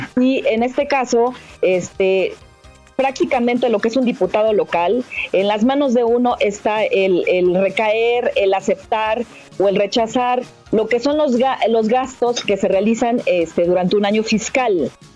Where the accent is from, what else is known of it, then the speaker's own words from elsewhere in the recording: Mexico; soy ciudadana mexicana